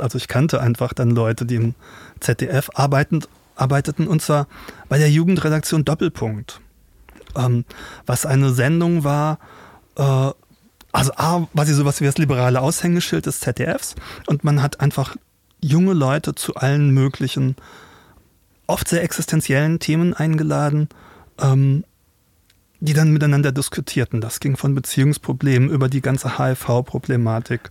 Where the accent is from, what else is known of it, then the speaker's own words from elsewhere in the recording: Rhenish Hesse, 20 km south of Mainz, Rhineland-Palatinate, Germany; ich bin in Rheinhessen groß geworden, 20 Kilometer südlich von Mainz